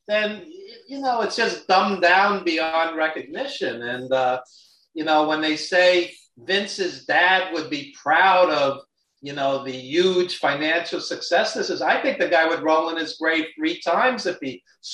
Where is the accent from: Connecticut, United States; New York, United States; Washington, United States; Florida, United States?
New York, United States; New York City; accent: Brooklyn; somebody who grew up in New York, and I've been a New Yorker my whole life, as you could tell from my Brooklyn accent